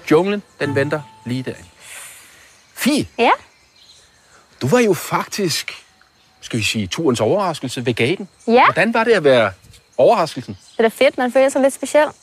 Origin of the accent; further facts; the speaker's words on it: Aabenraa, Southern Denmark, Denmark; Jeg er 34 år gammel. Jeg kommer fra Åbenrå i Sønderjylland.